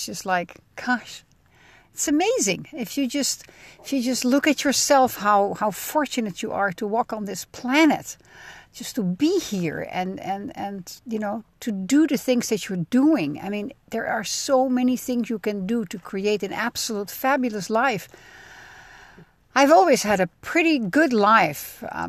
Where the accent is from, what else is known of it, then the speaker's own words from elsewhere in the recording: Netherlands; now in United States; I mean, I'm a cheesehead from the Netherlands, and I demo cheese made in America by an Italian company.